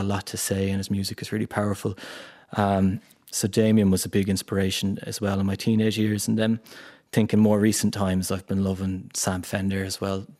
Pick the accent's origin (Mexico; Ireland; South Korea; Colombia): Ireland; County Clare, Munster; growing up in Ireland